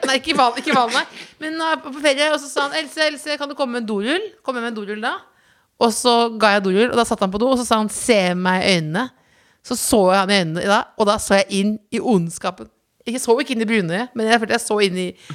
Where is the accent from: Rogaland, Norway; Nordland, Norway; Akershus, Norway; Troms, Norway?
Akershus, Norway; Jessheim; Det er som at jeg er fra Jessheim